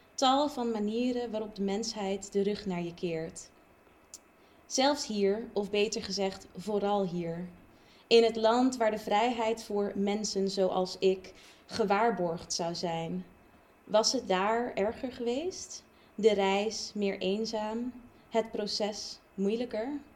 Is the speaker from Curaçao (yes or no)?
yes; Curaçao; now in Utrecht, Netherlands; ik van Curaçao kom